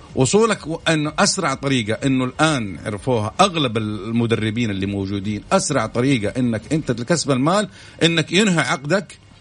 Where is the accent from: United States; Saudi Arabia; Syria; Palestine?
Saudi Arabia; نحن كمواطنين سعوديين